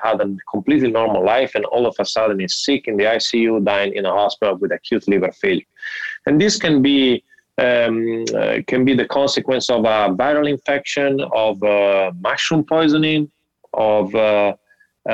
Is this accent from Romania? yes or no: no; Italy; moved away as an adult; also born or lived in Miami, United States; now in Cleveland, United States; I'm from Italy. I did my medical school in Italy, part of my residency there. And then I decided to move to the United States